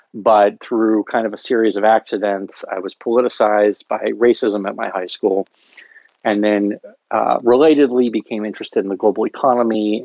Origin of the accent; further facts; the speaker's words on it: Lancaster County, Pennsylvania, United States; moved away as an adult; also born or lived in Berkeley; We're both from Lancaster County, Pennsylvania. I grew up in, in the county, and I grew up conservative, working class, rural